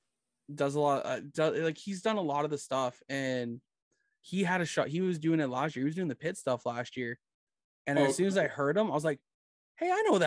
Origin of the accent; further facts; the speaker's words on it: Brampton, Ontario, Canada; also born or lived in Erin, Ontario / Guelph, Ontario; I work up in Erin, and I call my hometown at Brampton.